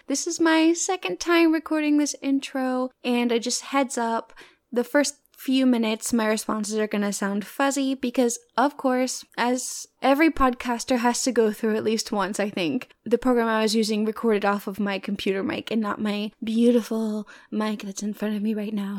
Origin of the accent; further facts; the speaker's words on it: Arkansas, United States; moved away as an adult; now in Michigan, United States; I'm originally from Arkansas